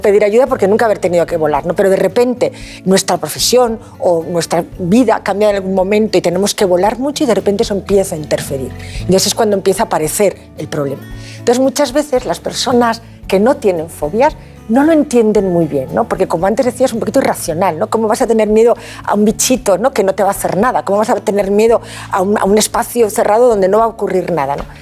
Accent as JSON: {"language": "Spanish", "region": "Asturias", "country": "Spain", "moved": "yes", "lives_now": "Valencia, Spain", "said": "Soy asturiana de corazón, valenciana de adopción"}